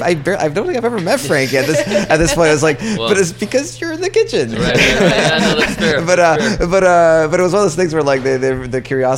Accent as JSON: {"language": "English", "town": "Toronto", "region": "Ontario", "country": "Canada", "said": "I'm from Toronto"}